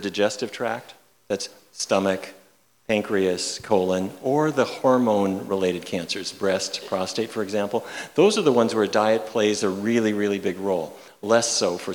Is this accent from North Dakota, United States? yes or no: yes; Fargo, North Dakota, United States; I grew up in Fargo, North Dakota